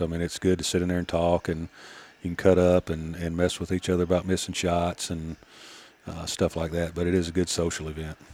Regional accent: western Georgia, United States; I mean, I'm from, uh, western Georgia

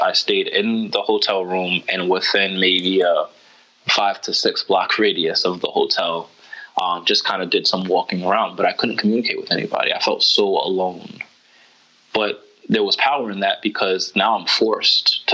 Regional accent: United States; I'm American

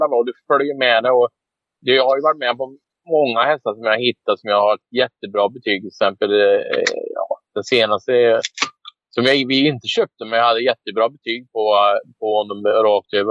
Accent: Västergötland, Västra Götaland, Sweden; moved away as an adult; also born or lived in United States / Canada; jag bosatte mig då i Trova. Min pappa är, jag är västgöte så jag är ja. från den trakten.

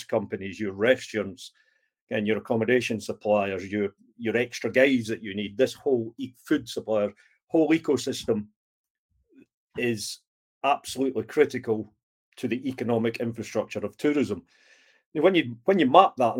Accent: Scotland, United Kingdom; being Scottish, who we have a tendency to look after the pennies and the pounds

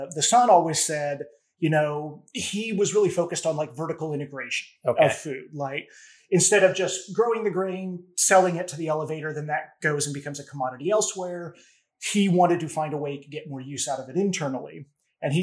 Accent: Dodge City, Kansas, United States; moved away as an adult; now in Frederick, United States; my hometown, which is Dodge City, Kansas

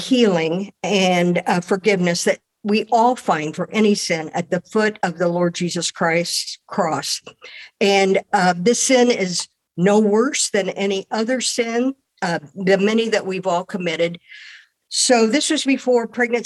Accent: Columbus, Indiana, United States; now in Fort Wayne, United States; I was born in Columbus, Indiana, and grew up in a Lutheran Church, Missouri Synod home

